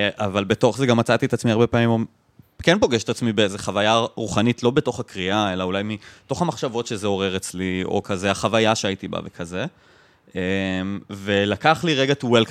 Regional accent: Jerusalem, Jerusalem District, Israel; אני גדלתי במזרח ירושלים

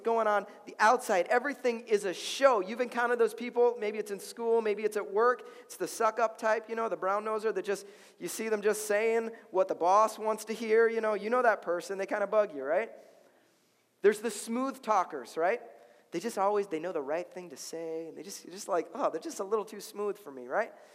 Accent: Chicago, Illinois, United States; now in Minnesota, United States; I'm from Chicago

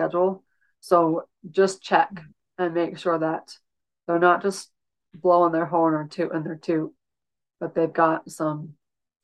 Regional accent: Utah, United States; I'm in Utah, and I grew up in Utah. I grew up in the same house I bought from my parents

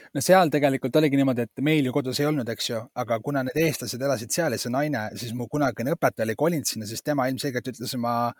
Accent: Estonia; mina olen pärit nagu ühest sellisest väga nagu väiksest äh, Eesti, Eesti kohast

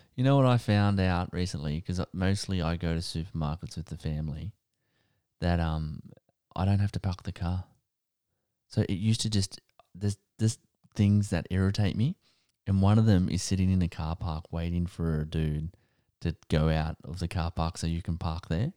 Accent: Wyong, New South Wales, Australia; I grew up in Wayang

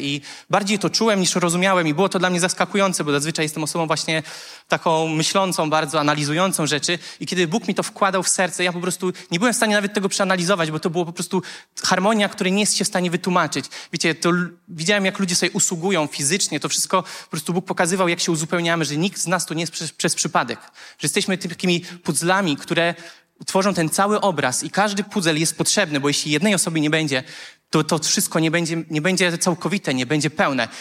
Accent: Konstancin-Jeziorna, Masovian Voivodeship, Poland; pochodzę z Konstancina

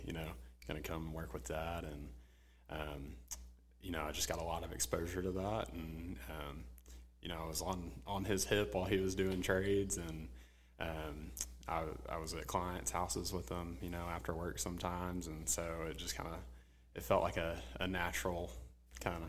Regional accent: Jacksonville, Arkansas, United States; moved away as an adult; now in Little Rock, United States; I'm from Jacksonville originally, Jacksonville, Arkansas

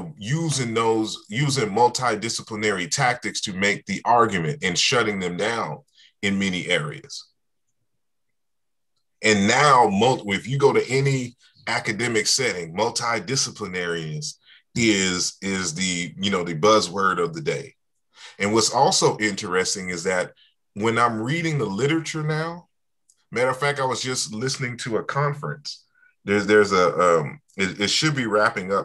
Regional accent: United States; we grew up here in the United States

